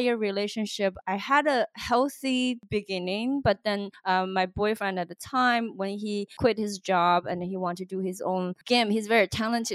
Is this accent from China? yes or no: yes; China; now in United States; growing up in China